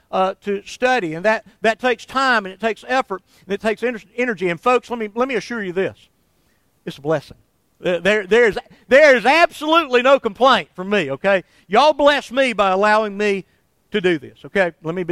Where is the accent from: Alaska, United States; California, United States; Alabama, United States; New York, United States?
Alabama, United States; Somerville; when I was still in my hometown of Somerville